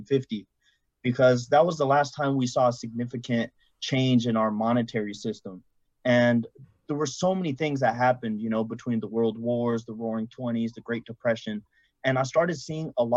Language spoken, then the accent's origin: English; San Francisco Bay Area, California, United States; I'm from the Bay Area